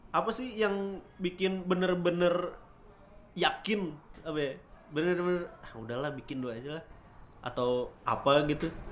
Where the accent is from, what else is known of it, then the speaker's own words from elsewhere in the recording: Bandung, West Java, Indonesia; kita orang Bandungnya